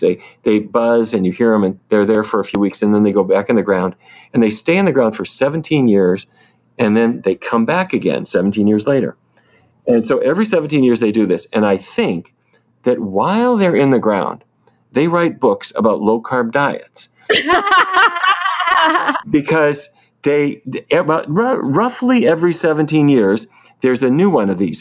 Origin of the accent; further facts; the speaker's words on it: Fargo, North Dakota, United States; moved away; I grew up in North Dakota